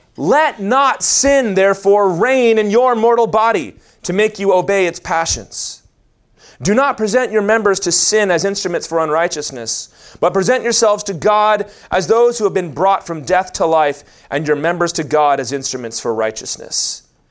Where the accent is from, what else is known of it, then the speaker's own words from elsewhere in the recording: the Bible Belt, United States; We grew up in the Bible Belt